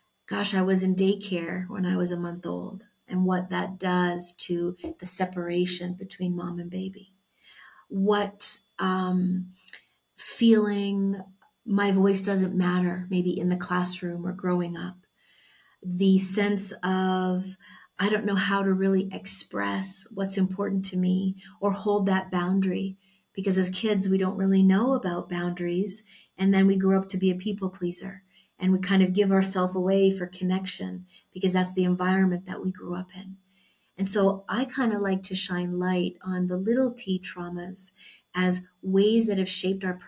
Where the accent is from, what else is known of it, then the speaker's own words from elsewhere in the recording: Canada; moved away as an adult; now in Mexico; I was born in Canada and we moved to Mexico about a year and a half ago now.